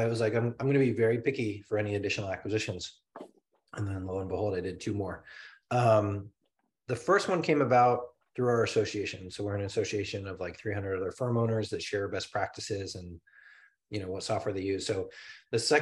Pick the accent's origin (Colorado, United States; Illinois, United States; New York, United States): Colorado, United States; moved away; I'm from Colorado